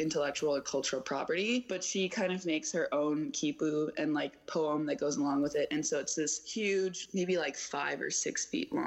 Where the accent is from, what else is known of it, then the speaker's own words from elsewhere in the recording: Oak Park, Illinois, United States; moved away; I'm from Oak Park, which is a suburb right outside